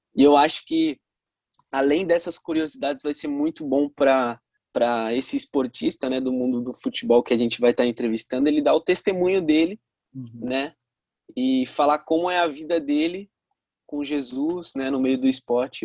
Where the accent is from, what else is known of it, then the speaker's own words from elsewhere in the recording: Santos, São Paulo, Brazil; eu também sou de Santos